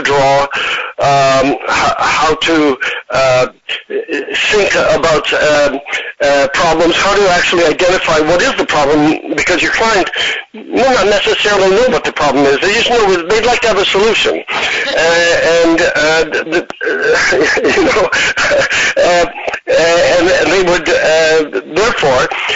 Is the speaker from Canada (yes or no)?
no; near the Arctic Circle in Sweden, northern Sweden, Sweden; also born or lived in Los Angeles, United States / Milan, Italy; now in New York, United States; I was brought up near the Arctic Circle in Sweden.